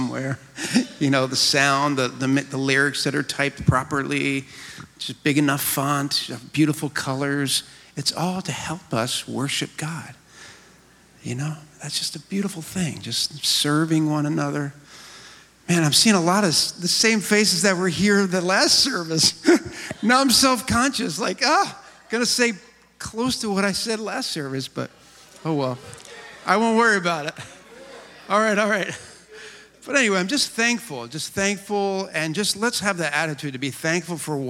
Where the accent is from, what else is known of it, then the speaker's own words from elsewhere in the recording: just outside of Philly, New Jersey, United States; moved away as an adult; also born or lived in Camden, New Jersey / East Texas; born in Camden, grew up out just outside of Philly, across the bridge, in blue-collar town